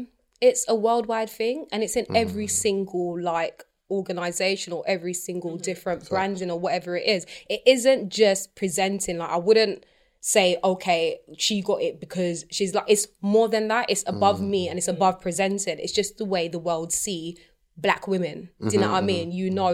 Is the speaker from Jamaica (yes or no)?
yes; Jamaica; obviously I'm Jamaican. Like, I can maybe speak for Jamaican dancehall.